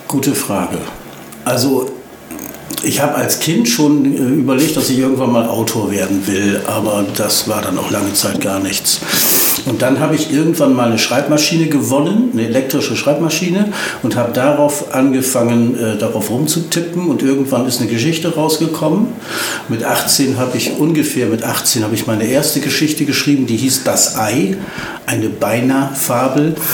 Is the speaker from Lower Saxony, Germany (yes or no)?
yes; Oldenburg, Lower Saxony, Germany; moved away as an adult; also born or lived in Hanover; now in Osnabrück, Germany; bin ich in Hannover Langenhagen geboren worden. Und bin dann aber nach zwei Jahren umgezogen nach Oldenburg mhm. und dann nach Osnabrück